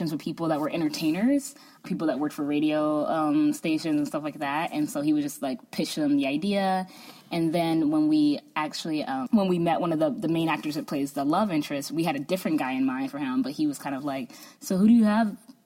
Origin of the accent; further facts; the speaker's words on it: United States; also born or lived in Chicago; me, as like an American